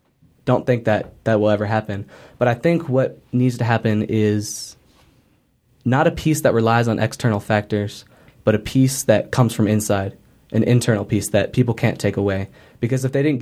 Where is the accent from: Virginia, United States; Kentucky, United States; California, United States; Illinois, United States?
Illinois, United States; also born or lived in Colorado; now in Albuquerque, United States; I was born in the Chicago area, and I grew up in several places in Illinois